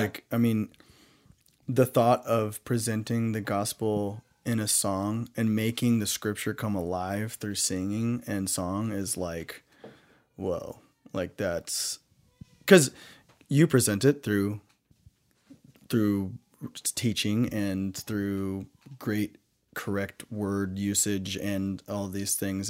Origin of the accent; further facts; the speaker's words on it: the Bible Belt, the South, United States; when I grew up in the Bible Belt